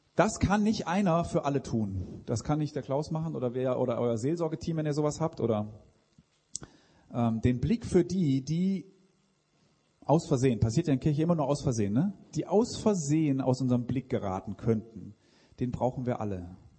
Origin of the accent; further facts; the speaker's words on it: Switzerland; Ich komme aus der Schweiz